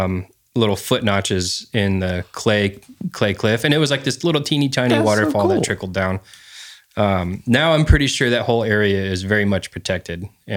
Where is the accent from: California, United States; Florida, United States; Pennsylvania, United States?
California, United States; I was raised my young childhood. I grew up on Vandenberg